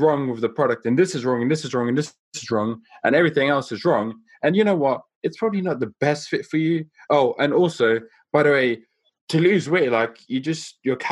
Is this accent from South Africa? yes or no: yes; South Africa; I grew up in South Africa